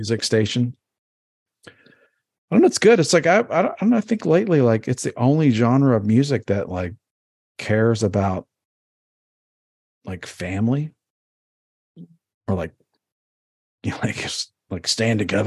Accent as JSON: {"language": "English", "town": "Baltimore", "region": "Maryland", "country": "United States", "tie": "born or raised there", "also_born_or_lived": "Florida / Texas", "moved": "yes", "said": "I grew up in Baltimore, so I grew up on the East Coast"}